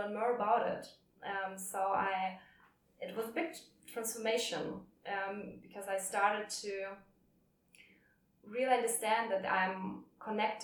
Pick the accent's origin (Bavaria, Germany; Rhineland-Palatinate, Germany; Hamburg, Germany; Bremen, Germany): Hamburg, Germany; moved away as an adult; now in Berlin, Germany; I was born in Hamburg, and this is definitely a home place